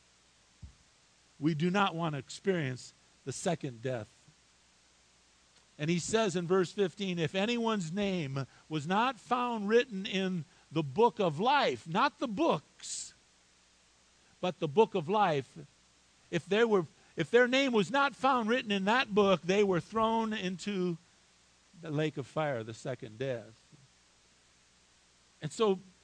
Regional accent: United States; I was born here in the United States of America

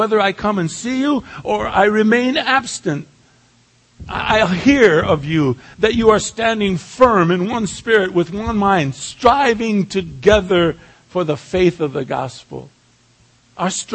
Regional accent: San Pedro, California, United States; moved away; back to my hometown of San Pedro

